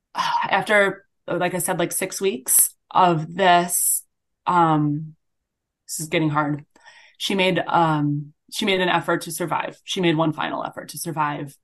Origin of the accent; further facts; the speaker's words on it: Grand Island, New York, United States; now in Midwest, United States; I grew up on Grand Island, and I attended Whitehaven Road Baptist Church